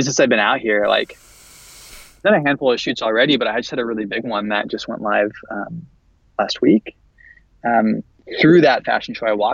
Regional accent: San Jose, California, United States; moved away; I'm from San Francisco area. I'm from San Jose originally.

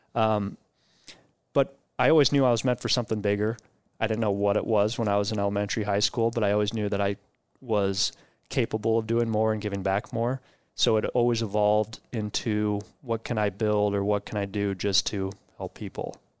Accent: Omaha, Nebraska, United States; also born or lived in Riyadh, Saudi Arabia; we came back to Omaha and have been in Elkhorn Public Schools through all my schooling and went to college at U N O.

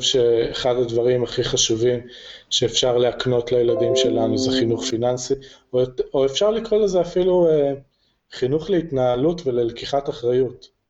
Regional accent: Jerusalem, Jerusalem District, Israel; also born or lived in Kfar Saba / Rosh HaAyin; now in Harish, Israel; אני אה, ירושלמי ואשתי כפר סבאית

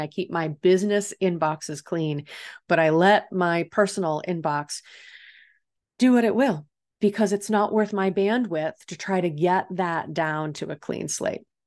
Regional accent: Illinois, United States; now in San Diego, United States; here in San Diego, we don't have the same seasons that I grew up with in Illinois

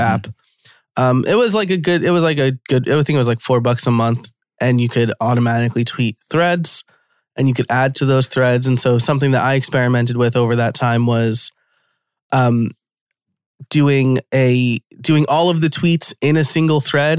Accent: New York, United States; I'm from New York

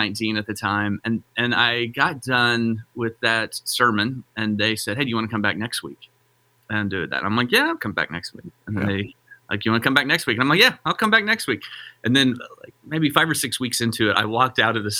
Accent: Joplin, Missouri, United States; I grew up in a town that you know well, Rusty, Joplin, Missouri

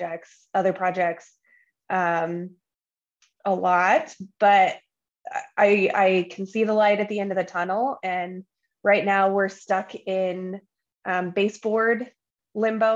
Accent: just south of Boise, Idaho, United States; also born or lived in Great Falls, Montana; I grew up just south of Boise, but still in the same valley

